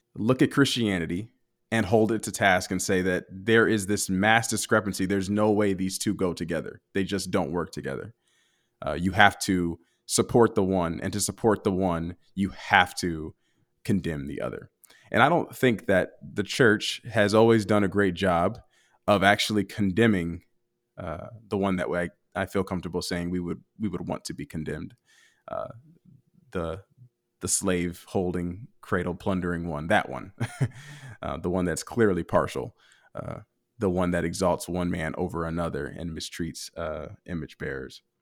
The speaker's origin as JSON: {"language": "English", "country": "United States", "tie": "born or raised there", "said": "a black man growing up in the United States"}